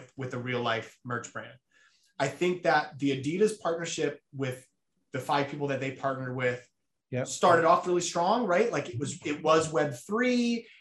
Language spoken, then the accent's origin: English; New Jersey, United States; I grew up in New Jersey